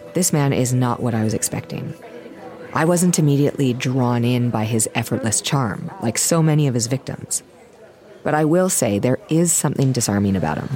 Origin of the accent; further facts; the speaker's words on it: Minnesota, United States; I'm from Minnesota